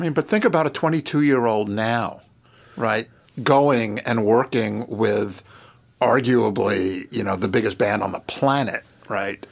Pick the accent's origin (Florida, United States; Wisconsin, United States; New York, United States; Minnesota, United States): New York, United States; outside of New York City, United States; I was a kid growing up outside of New York City in nineteen seventy-nine